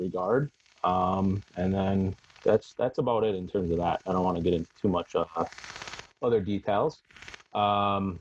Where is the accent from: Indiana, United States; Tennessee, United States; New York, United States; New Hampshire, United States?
New York, United States; Buffalo; I'm from Western New York, so Buffalo area